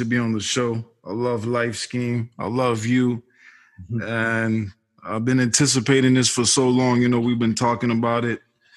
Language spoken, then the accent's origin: English; Boston, Massachusetts, United States; I was born 1980 in Boston, Mass.